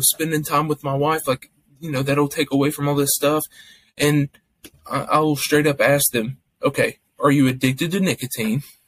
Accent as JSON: {"language": "English", "region": "Kentucky", "country": "United States", "tie": "born or raised there", "said": "I'm from Kentucky."}